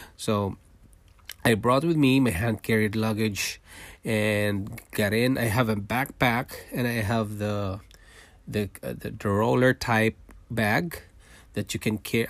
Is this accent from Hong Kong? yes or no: no; Manila, Metro Manila, Philippines; moved away as an adult; also born or lived in Singapore; now in Toronto, Canada; I was born in Philippines. I'm a Filipino, and I worked in Singapore for five years, leaving my family behind in Philippines, and then we decided to immigrate to Canada